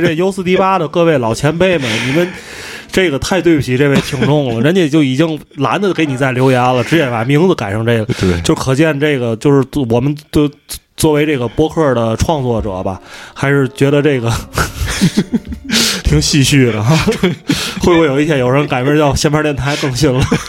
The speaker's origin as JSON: {"language": "Chinese", "region": "Tianjin", "country": "China", "accent": "Tianjin", "said": "我们这个天津口音"}